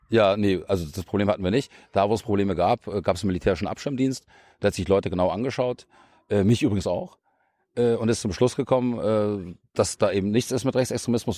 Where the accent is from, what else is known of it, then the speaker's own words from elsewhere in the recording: Munich, Bavaria, Germany; moved away as an adult; now in Brandenburg, Germany; Ich komme ja selber aus München